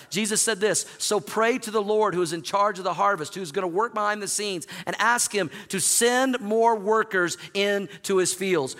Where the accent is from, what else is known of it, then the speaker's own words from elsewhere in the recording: Oklahoma, United States; moved away as an adult; also born or lived in Missouri; now in Denver, United States; I grew up in Oklahoma